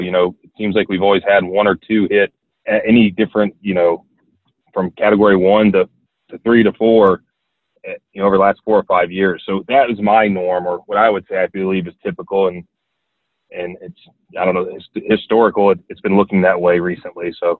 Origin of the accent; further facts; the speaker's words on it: Florida, United States; I was born and raised a Florida boy